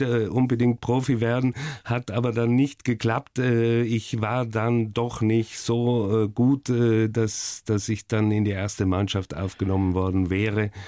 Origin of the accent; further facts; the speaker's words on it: Oberbozen, Trentino-Alto Adige, Italy; also born or lived in Hamburg; geprägt haben mich die Jugend in Südtirol